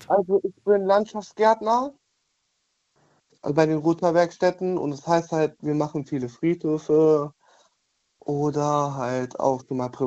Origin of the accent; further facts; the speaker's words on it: Düren, North Rhine-Westphalia, Germany; Ich komme, auf, ich komme aus Düren.